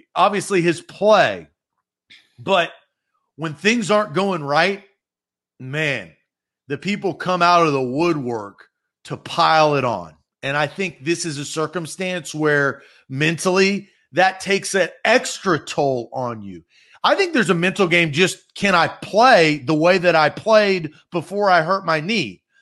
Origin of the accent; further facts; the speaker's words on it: Nashville, Tennessee, United States; I was born and raised in Nashville